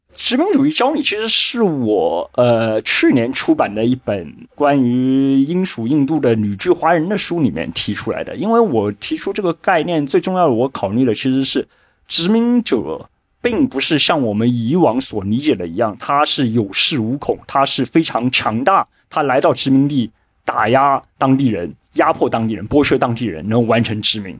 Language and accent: Chinese; China; 我们中国人